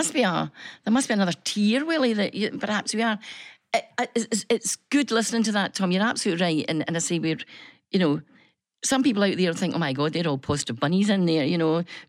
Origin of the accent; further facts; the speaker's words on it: Scotland, United Kingdom; And I says, good morning. … from Scotland.